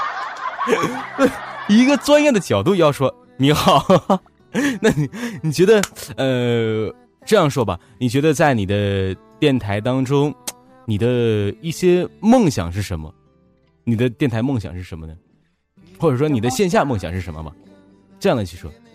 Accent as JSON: {"language": "Chinese", "region": "Northeast China", "country": "China", "accent": "Northeastern", "said": "我是，哎，你听我口音，你听不出来我是哪里人吗？ 东北旮旯的。 对呀，东北这旮瘩的，不是旮旯的。"}